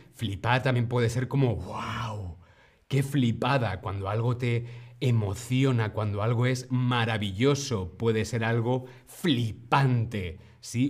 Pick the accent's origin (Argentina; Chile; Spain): Spain; Community of Madrid; En la región de Madrid, donde yo vengo, donde yo nací